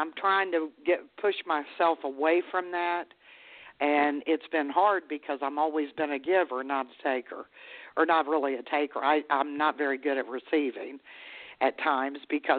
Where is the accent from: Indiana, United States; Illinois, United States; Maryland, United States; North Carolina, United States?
Maryland, United States; now in West Virginia, United States; I'm from Maryland myself. Yeah, but I mean, I live in West Virginia